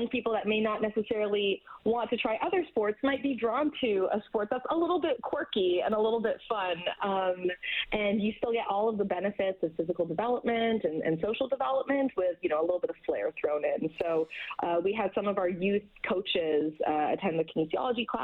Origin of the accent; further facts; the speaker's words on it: Edmonton, Alberta, Canada; Edmonton being my hometown